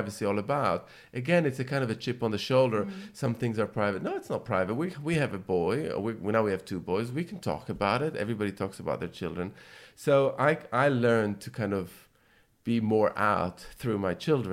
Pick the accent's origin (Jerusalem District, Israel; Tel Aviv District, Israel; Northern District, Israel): Jerusalem District, Israel; Jerusalem; growing up in Jerusalem